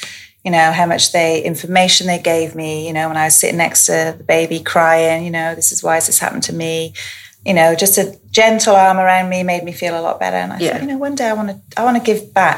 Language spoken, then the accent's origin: English; Wales, United Kingdom; moved away as an adult; now in Australia; So in Wales, I'm from Wales, and we emigrated to Australia in 2012